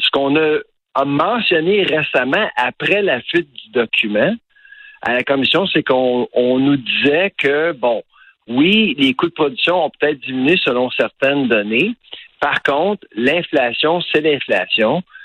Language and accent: French; Eastern Townships, Bois-Francs, Quebec, Canada; la région d'où je viens, les cantons de l'Est, Bois-Franc